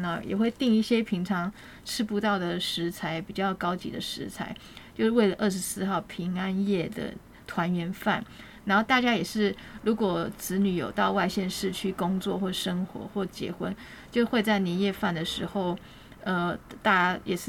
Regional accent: Taiwan; 因为我们台湾人觉得，哎，如果你在旅游过程当中认识陌生人，蛮好聊的。然后通常我们都会留联络方式。

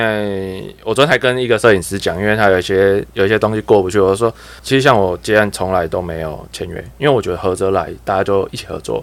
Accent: Kaohsiung, Taiwan; 身为高雄人的我

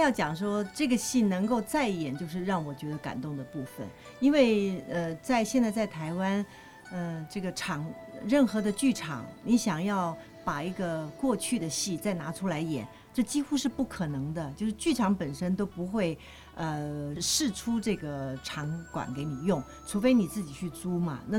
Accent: China; 就你能够让外国人看到我们东方人或者我们中国人的一个脑海，中华民族我们的。

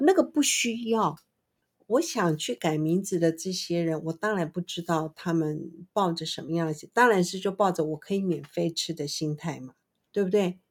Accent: Taiwan; 身为台湾人的我

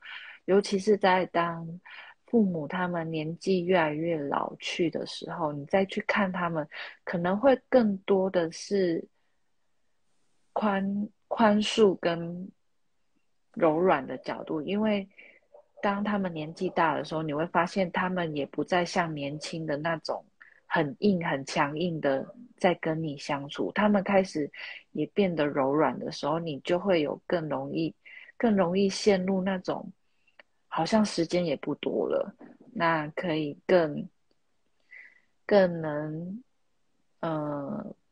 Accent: Taiwan; 我是台妹啊，没错

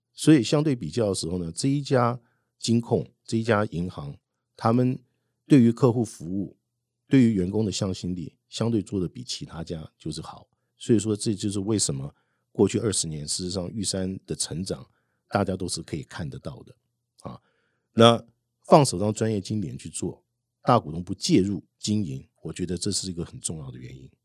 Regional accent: Taiwan; moved away as an adult; 我事实上跑过世界很多地方，哈，我也在很不同的城市居住过。那最后我选择是回到台湾，那我认为台湾对我来讲是从小长大，而且是我一个熟悉的环境

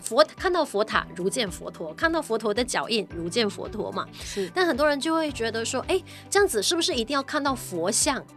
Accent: Malaysia; 当然我们也是马来西亚人，我们肯定是马来西亚人

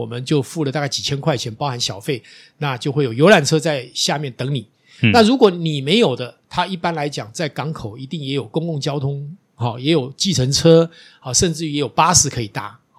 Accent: Taiwan; 我我我我们台湾人好有钱哦，

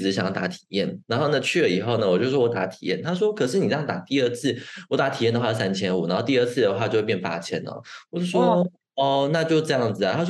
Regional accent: Taiwan; moved away as an adult; now in Germany; 毕竟我们是在台湾长大的嘛

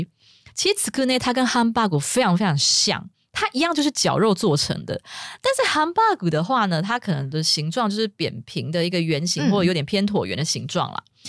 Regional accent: Japan; Chinese is a second language; 但是我们日本人呢，就是也会过中秋节。

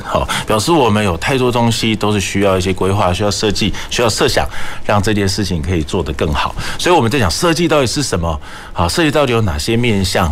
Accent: Kaohsiung, Taiwan; 我们高雄人真的对于这个港口，我们有不同的需求

